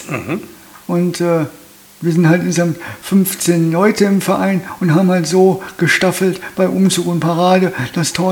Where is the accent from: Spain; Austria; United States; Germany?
Austria; born there; Meine Eltern hatten damals ein oder zwei oder drei Jahre auch in Fischeln gewohnt, aber ich bin immer gebürtiger Österreicher.